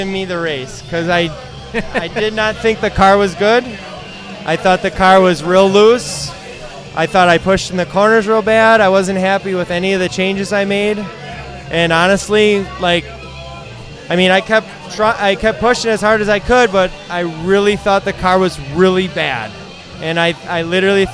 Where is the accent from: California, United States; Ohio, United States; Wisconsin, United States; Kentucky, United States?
Wisconsin, United States; Sussex; I'm from Sussex